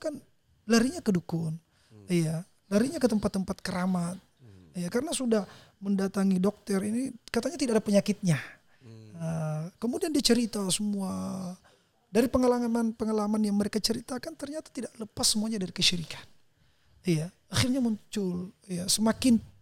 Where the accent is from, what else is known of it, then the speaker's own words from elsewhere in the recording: South Sulawesi, Indonesia; di kampung saya